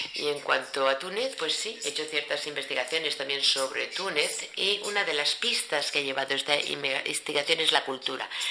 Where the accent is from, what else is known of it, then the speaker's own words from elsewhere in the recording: Cameroon; yo soy de Camerún